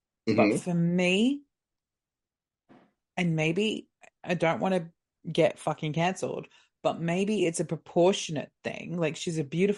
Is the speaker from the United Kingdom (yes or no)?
yes; England, United Kingdom; as an English rose myself